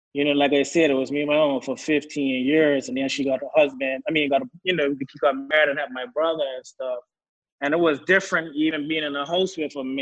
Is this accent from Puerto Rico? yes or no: no; Southampton, Southampton Parish, Bermuda; also born or lived in Alabama; I'm from Bermuda, born and raised in Southampton